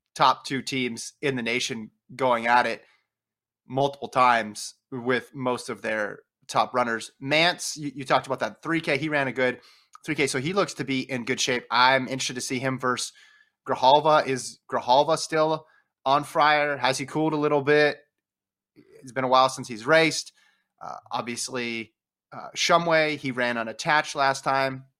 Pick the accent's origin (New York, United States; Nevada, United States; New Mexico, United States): Nevada, United States; moved away; I was raised in Nevada